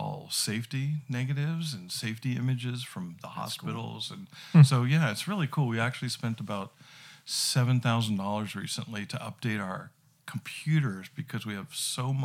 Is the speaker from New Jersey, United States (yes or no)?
yes; New Jersey, United States; also born or lived in Bozeman, Montana; now in Billings, United States; I'm originally from New Jersey